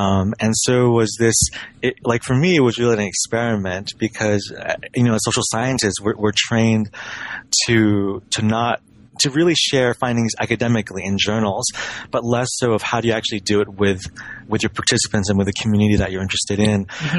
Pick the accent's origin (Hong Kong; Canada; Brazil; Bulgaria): Hong Kong; Sure. I've always been a gamer. You know, I grew up in Hong Kong.